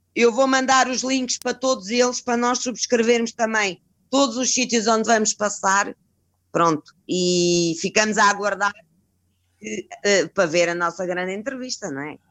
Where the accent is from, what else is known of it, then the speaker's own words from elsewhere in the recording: Cascais, Lisbon, Portugal; como somos de Cascais